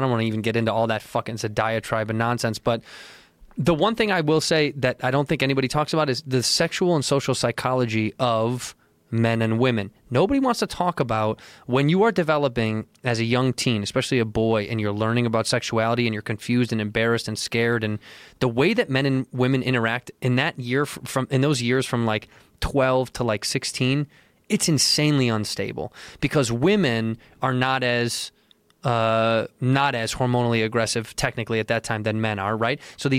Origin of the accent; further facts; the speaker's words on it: Chicago, Illinois, United States; Chicago, yeah.